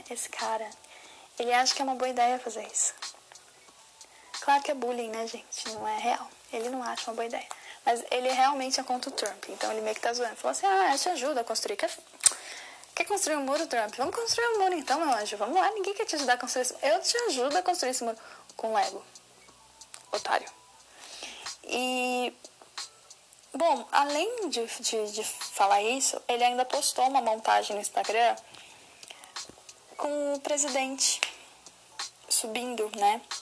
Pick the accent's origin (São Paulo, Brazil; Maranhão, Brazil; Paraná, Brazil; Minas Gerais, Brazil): São Paulo, Brazil; Osasco; eu cresci com Kate em Osasco